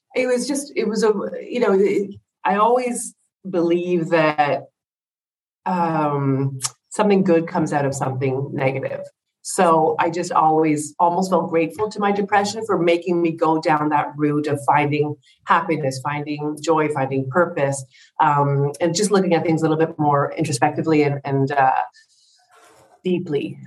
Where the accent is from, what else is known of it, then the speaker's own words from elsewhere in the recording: Ottawa, Ontario, Canada; moved away as an adult; also born or lived in England; now in Greece; I'm from Ottawa, Canada